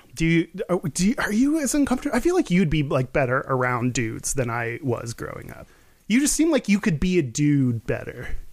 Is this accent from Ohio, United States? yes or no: no; Texas, United States; growing up in Texas